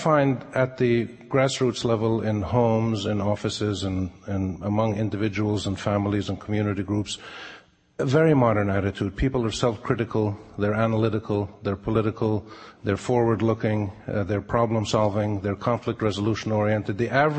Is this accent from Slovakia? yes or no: no; Palestine; also born or lived in Jordan; I'm a journalist from Palestine and Jordan.